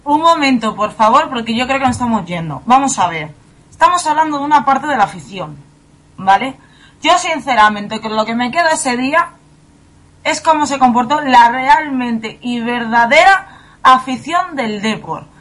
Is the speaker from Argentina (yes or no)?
no; Fuenlabrada, Community of Madrid, Spain; yo también soy de Fuenlabrada